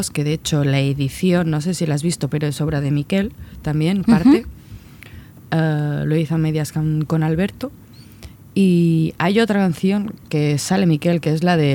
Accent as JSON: {"language": "Spanish", "area": "Mallorca", "region": "Balearic Islands", "country": "Spain"}